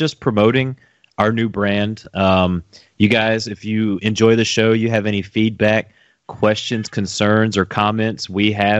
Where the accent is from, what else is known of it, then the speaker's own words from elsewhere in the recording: Southern US, United States; Now, growing up in the South, we had switches, and you had to go and get your switch off the tree